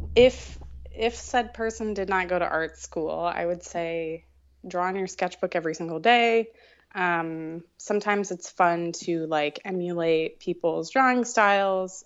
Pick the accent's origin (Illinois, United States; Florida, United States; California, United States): Florida, United States; moved away as an adult; also born or lived in Canada; I grew up in Florida, so a lot of creative-based careers didn't really exist there